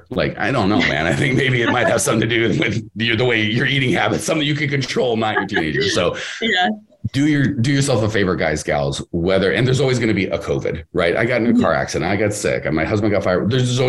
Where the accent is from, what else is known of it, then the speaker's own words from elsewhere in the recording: Canada; but I'm Canadian, so I have to be nice.